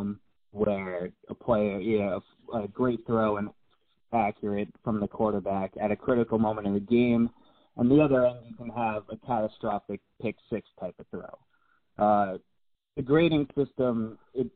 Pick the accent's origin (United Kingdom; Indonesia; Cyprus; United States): United States; Boston, Massachusetts; I'm from the Boston area, so obviously with the culture here, I was just a huge sports fan growing up.